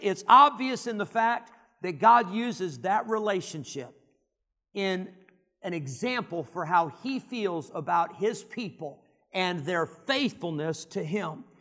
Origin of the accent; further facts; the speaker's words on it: Rockford, Illinois, United States; also born or lived in Geneseo, Illinois; I grew up in Rockford, Illinois, which is pretty big city for the Midwest, one hundred fifty thousand.